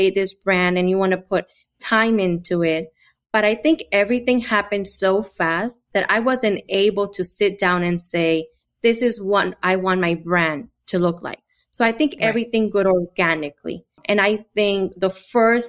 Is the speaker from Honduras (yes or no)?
yes; Honduras; moved away; I'm from Honduras